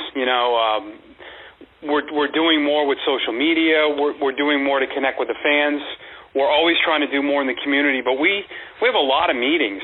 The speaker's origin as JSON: {"language": "English", "region": "Massachusetts", "country": "United States", "tie": "born or raised there", "also_born_or_lived": "Woodbridge, Virginia / Kane County, Illinois", "moved": "as an adult", "lives_now": "Portland, United States", "said": "I grew up in Massachusetts"}